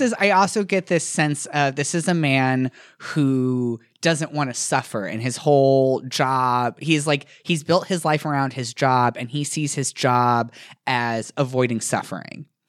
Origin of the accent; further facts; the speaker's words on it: Indiana, United States; I'm from Indiana